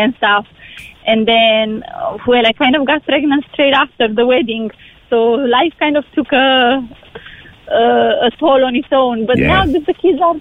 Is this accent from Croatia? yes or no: no; Romania; now in Cork, Ireland; I'm from Romania